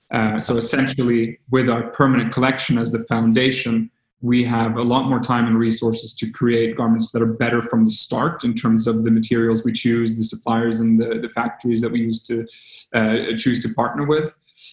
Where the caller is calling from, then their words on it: Stockholm, Stockholm County, Sweden; English is a second language; We're zooming in from Stockholm, Sweden.